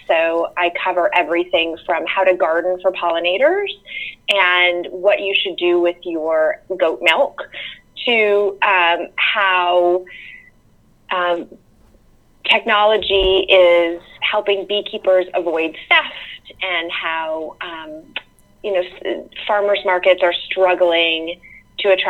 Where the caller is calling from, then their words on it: North Carolina, United States; Sure. I live in uh, rural North Carolina, about an hour east of Charlotte, and I live in on a little farm, um, more of a homestead, really, where we raise chickens and goats